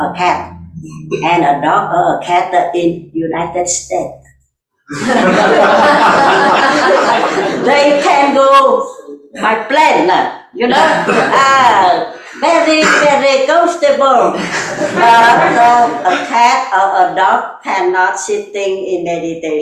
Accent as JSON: {"language": "English", "country": "Vietnam", "second_language": "English"}